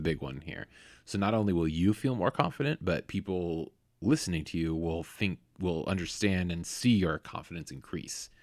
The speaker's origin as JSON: {"language": "English", "area": "Bay Area", "region": "California", "country": "United States", "tie": "born or raised there", "moved": "yes", "said": "I grew up in the Bay Area"}